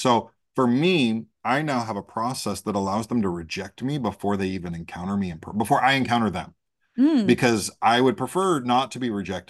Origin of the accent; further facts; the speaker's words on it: Great Lakes, United States; I was raised in the Great Lakes by a Southerner and an Ohioan. And so I kind of have just all of this kind of very Midwest Southern people pleasing thing.